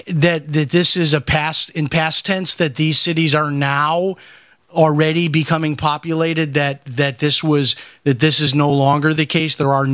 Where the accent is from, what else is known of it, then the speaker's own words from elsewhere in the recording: Chicago, Illinois, United States; You know, for example, I grew up in Chicago.